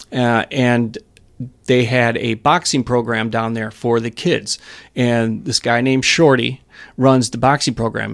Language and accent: English; Waukesha, Wisconsin, United States; I grew up in Wisconsin. Uh, I spent part of my time in Waukesha